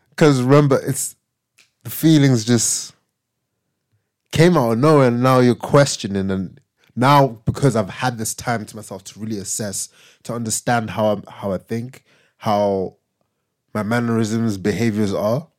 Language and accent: English; Zimbabwe; moved away; growing up in Zim and my parents leaving to move here